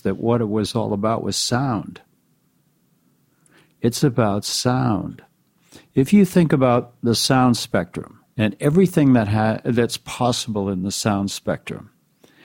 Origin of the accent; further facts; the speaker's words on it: Newton, Massachusetts, United States; now in Ojai, United States; I was from Newton, Massachusetts, and the high school there was the number 3 high school at the time